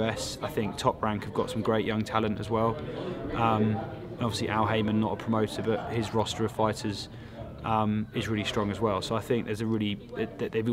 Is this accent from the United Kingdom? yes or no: yes; United Kingdom; walking as a Brit